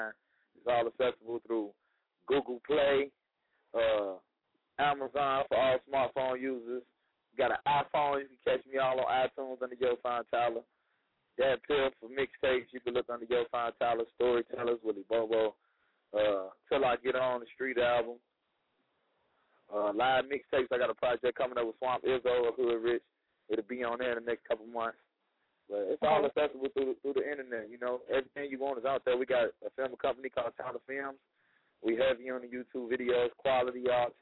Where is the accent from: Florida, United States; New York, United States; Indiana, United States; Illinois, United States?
Indiana, United States; Gary; moved away as an adult; also born or lived in Los Angeles; now in Atlanta, United States; I be in the Midwest. I'm from Gary.